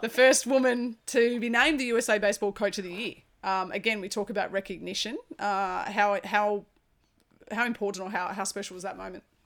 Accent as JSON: {"language": "English", "country": "Australia", "said": "as an Aussie"}